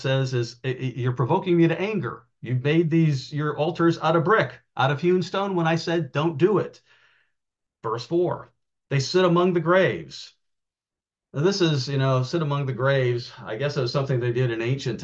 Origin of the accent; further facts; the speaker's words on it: outside of Chicago, Indiana, United States; I grew up in outside of Chicago in the Indiana side